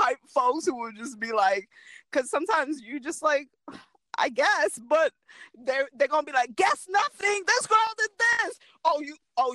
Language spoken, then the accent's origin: English; New York City, New York, United States; I am Brooklyn Haitian. I grew up on Flatbush